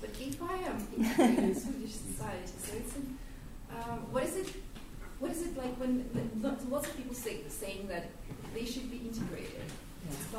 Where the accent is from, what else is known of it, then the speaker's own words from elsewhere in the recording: Russia; now in Sweden; I'm from Russia, and I moved here in 2009